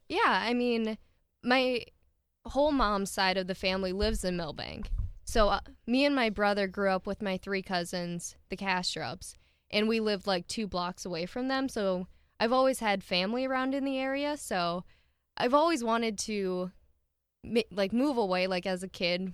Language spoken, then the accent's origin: English; Milbank, South Dakota, United States; I was born in Millbank in ninety-six, and I've lived here my entire life.